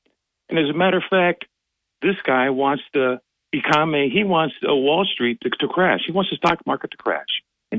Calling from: Binghamton, New York, United States; Yes, good morning, Bob. … from Binghamton.

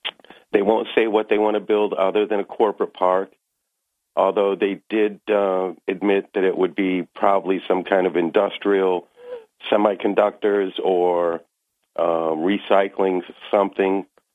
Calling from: Maine, United States; In Maine.

